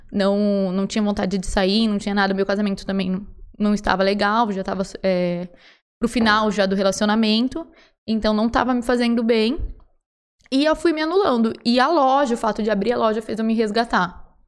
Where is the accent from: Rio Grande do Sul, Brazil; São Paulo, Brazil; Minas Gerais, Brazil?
Rio Grande do Sul, Brazil; moved away as an adult; Eu sou gaúcha, tenho 33 anos